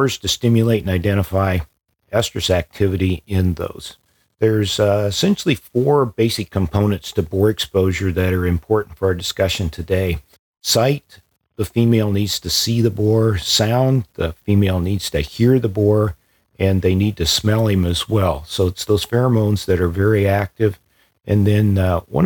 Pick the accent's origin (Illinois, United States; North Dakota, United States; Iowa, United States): Iowa, United States; central; also born or lived in Columbia, Missouri; I grew up on a small farm in central Iowa